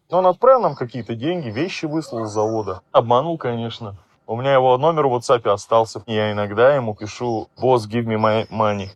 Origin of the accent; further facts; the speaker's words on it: Ulan-Ude, Buryatia, Russia; Я говорю, из России